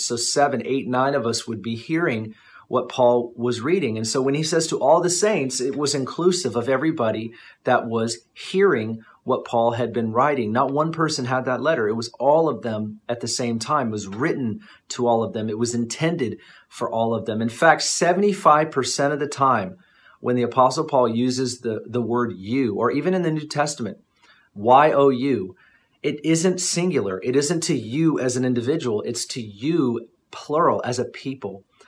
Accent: United States; I'm I'm an American.

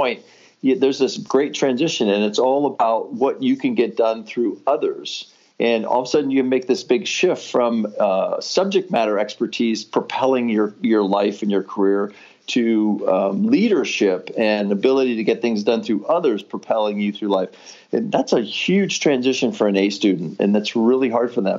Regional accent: Midwest, United States; moved away as an adult; also born or lived in Los Angeles, California; I'm a Midwesterner, and I moved to California to work for Nestle in Los Angeles

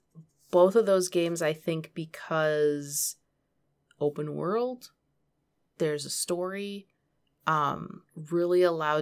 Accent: Michigan, United States; And so, I grew up in Michigan.

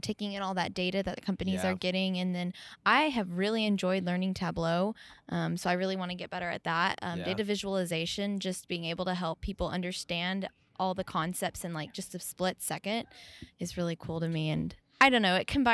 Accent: Ponca City, Oklahoma, United States; I'm from Ponca City, Oklahoma

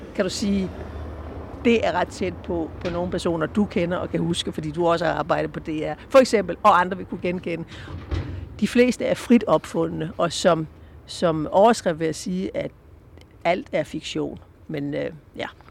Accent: Southern Jutland, Southern Denmark, Denmark; jeg kommer fra Sønderjylland

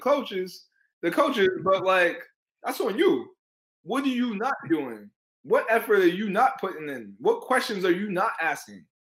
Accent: New York City, New York, United States; I said I was from Harlem

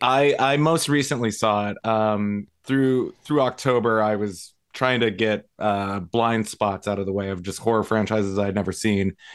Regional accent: Las Vegas, Nevada, United States; moved away; my hometown

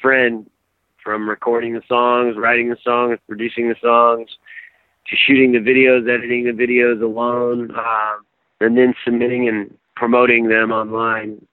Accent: Atlanta, Georgia, United States; I grew up in Atlanta, so we are the home of hip hop and rap music

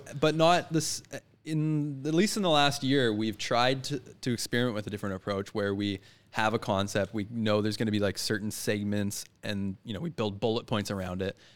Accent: Richmond, British Columbia, Canada; Born and raised in Richmond, where it was, uh, not so perfect.

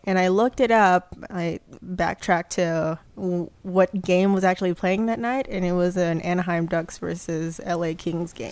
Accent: Philippines; moved away; I grew up in the Philippines

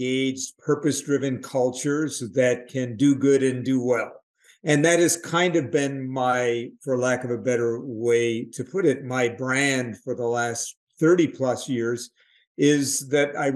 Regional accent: New York City, New York, United States; I grew up in New York City

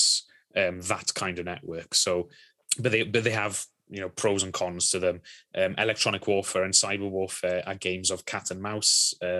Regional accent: Wales, United Kingdom; I'm Welsh

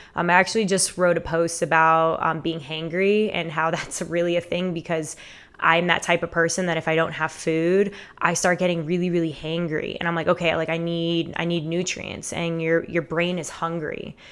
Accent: Fort Lauderdale, Florida, United States; born and raised in Fort Lauderdale, Florida.

